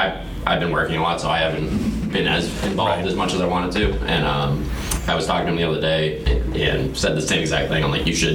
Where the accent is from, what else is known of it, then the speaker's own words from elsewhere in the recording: Revere, Massachusetts, United States; now in Kingston, United States; Well, I'm not from New Hampshire, but I moved up there. From Revere.